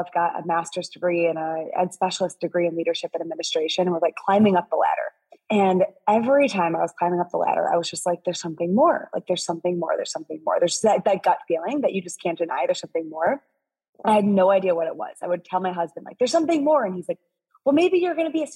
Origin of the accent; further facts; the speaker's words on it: Midwest, United States; I'm from the Midwest.